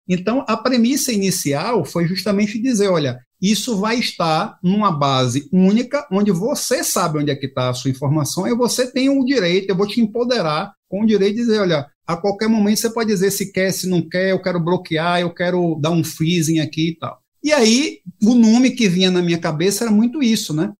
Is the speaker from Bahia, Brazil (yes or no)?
yes; Bahia, Brazil; como um bom baiano